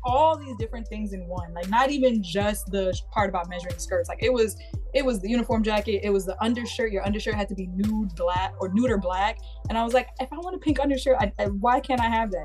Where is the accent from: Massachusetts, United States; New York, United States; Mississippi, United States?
New York, United States; I'm from New York, so like, if you weren't in private school, I didn't grow up, grow up around seeing a whole bunch of people in dress codes and in uniforms